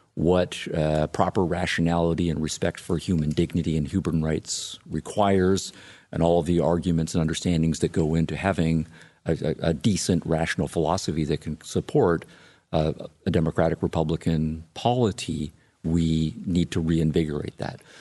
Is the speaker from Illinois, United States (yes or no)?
yes; Illinois, United States; my home state of Illinois